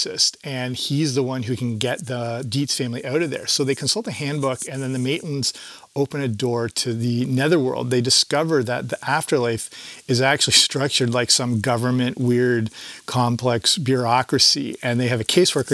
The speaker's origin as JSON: {"language": "English", "country": "Canada", "tie": "born or raised there", "said": "I grew up in Canada"}